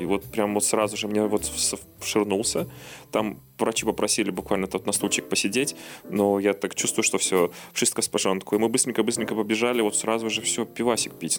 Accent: Belarus; moved away; все мы белорусы

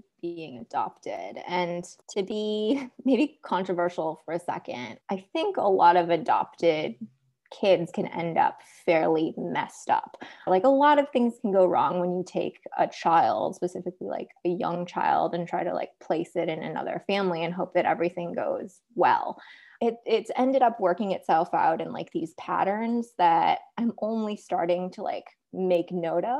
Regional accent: Minneapolis suburbs, Minnesota, United States; also born or lived in South Korea; I was born in South Korea and I was adopted by white parents in the Minneapolis suburbs. So I grew up in Minnesota

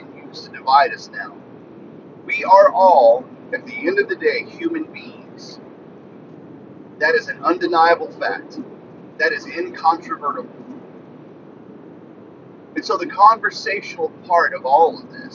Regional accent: rural northwestern Louisiana, United States; I was raised in rural northwestern Louisiana

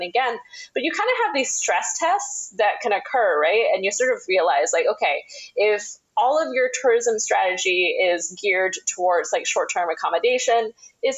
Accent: Chiang Mai, Thailand; moved away as an adult; also born or lived in London / New York; Chiang Mai is my hometown

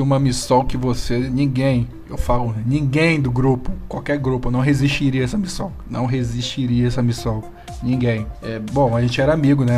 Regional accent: Rio de Janeiro, Brazil; moved away as an adult; now in São Paulo, Brazil; eu mudei pra São Paulo ainda há pouco também. Eu era do Rio de Janeiro.

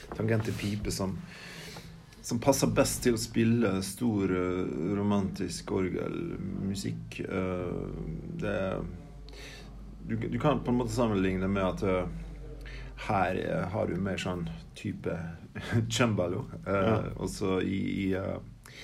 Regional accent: Vatne, Møre og Romsdal, Norway; i kirka hjemme på Vatnet på Sunnmøre der jeg vokste opp

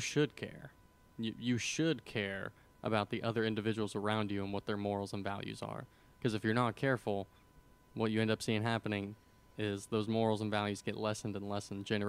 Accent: United States; I'm American.

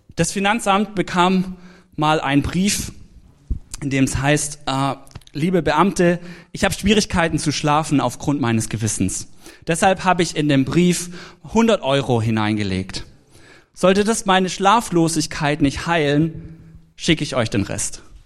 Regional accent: Swabia, Germany; ich komme ja aus dem Schwabenland. Da spart man an allem Möglichen

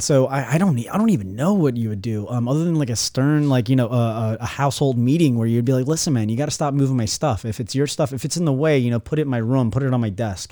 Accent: Newport News, Virginia, United States; moved away as an adult; now in Florida, United States; where I grew up in Newport News

